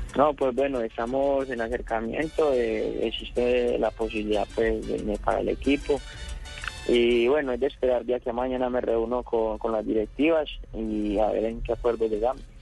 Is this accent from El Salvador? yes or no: no; Medellín, Antioquia, Colombia; soy de la Comuna 13 de Belencito